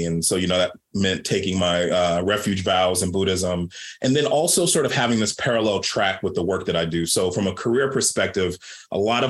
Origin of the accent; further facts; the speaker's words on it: Baltimore, Maryland, United States; I grew up Black queer kid growing up in Baltimore, Maryland.